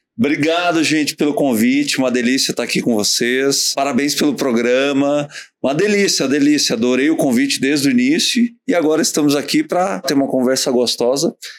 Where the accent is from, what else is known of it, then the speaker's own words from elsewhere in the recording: Novo Hamburgo, Rio Grande do Sul, Brazil; Novo Hamburgo, a minha cidade natal